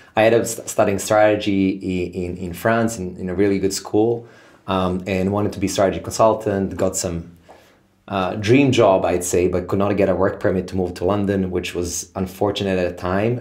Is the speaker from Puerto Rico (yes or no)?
no; Serbia; born and raised in Serbia